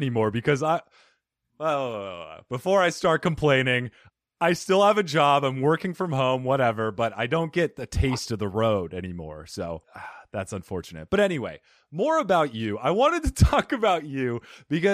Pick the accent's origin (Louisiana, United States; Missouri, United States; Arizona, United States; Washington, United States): Arizona, United States; Phoenix; also born or lived in New York / Italy / New Jersey; I'm from Phoenix